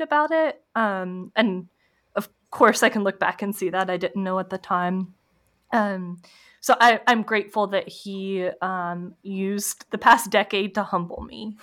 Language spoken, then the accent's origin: English; Clemmons, North Carolina, United States; I grew up, um, right outside Winston Salem, North Carolina.